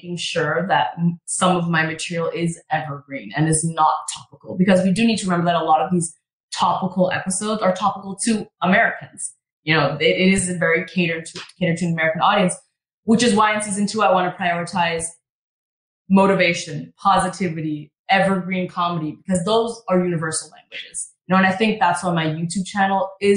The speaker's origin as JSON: {"language": "English", "country": "Canada", "moved": "as an adult", "lives_now": "Los Angeles, United States", "said": "I'm Canadian"}